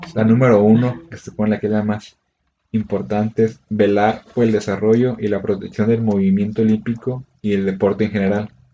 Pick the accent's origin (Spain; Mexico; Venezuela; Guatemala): Mexico; como buen mexicano